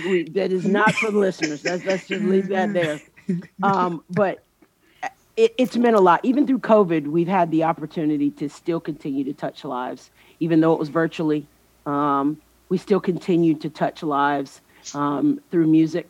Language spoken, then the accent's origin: English; North Carolina, United States; I'm from North Carolina